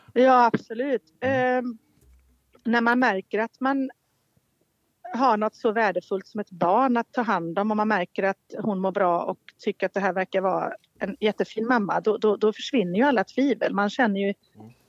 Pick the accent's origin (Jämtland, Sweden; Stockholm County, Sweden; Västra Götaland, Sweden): Västra Götaland, Sweden; Borås; also born or lived in Viskafors; jag är från Borås, jag pratar inte göteborgska.